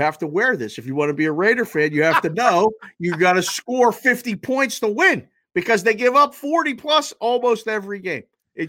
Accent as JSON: {"language": "English", "town": "Pittsburgh", "region": "Pennsylvania", "country": "United States", "tie": "born or raised there", "said": "I'm born and raised in Pittsburgh. I grew up in the days of the Steel Curtain, lived next door to Jack Ham for a few years."}